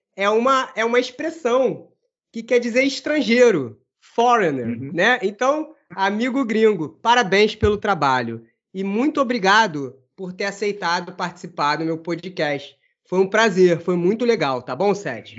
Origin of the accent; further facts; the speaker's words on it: Brazil; Mesmo eu sendo brasileiro